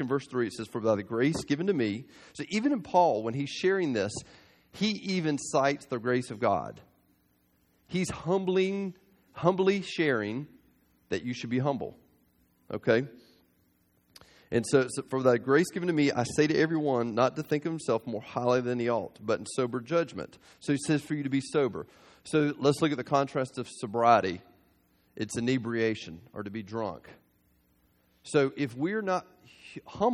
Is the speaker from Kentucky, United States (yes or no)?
no; South Georgia, United States; I grew up in South Georgia